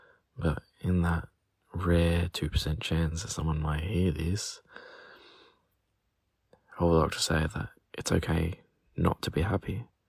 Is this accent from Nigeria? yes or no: no; Australia; I'm from Australia.